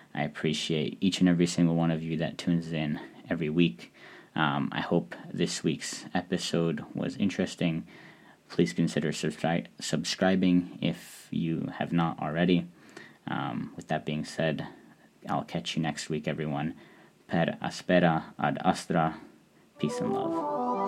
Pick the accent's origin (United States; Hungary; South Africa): Hungary; as someone who is from Eastern Europe, I'm from Hungary